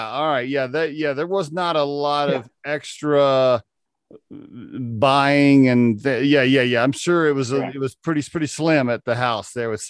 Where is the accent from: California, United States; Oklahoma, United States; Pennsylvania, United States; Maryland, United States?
Oklahoma, United States; I grew up in Oklahoma, about 20 acres, and I would call it a hobby out in rural area, hobby farm.